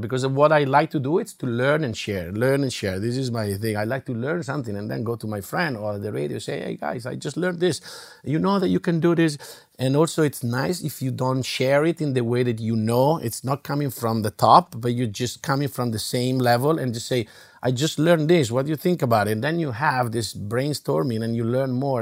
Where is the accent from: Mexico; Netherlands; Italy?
Italy; English is a second language; now in United States; In Italy, we have it